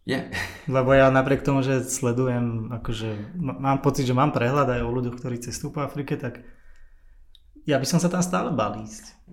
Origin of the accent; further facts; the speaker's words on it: Sereď, Trnava Region, Slovakia; Ja som vyrastal v Seredi